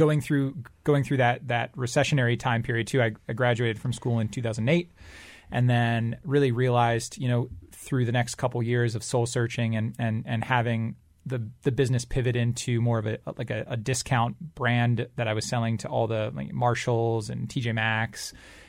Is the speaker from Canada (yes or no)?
no; Singapore; moved away as an adult; also born or lived in Michigan; now in United States; But I started it because I grew up in Southeast Asia, in Singapore, and so I moved to the States in 2005 for college. And when I came to the U.S. at first, I went to a school in Michigan